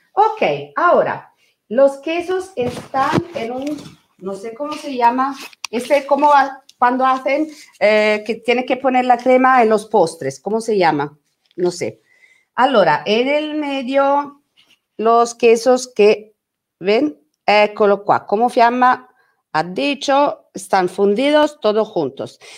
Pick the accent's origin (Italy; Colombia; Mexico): Italy; Spanish is a second language; also born or lived in Rome; soy italiana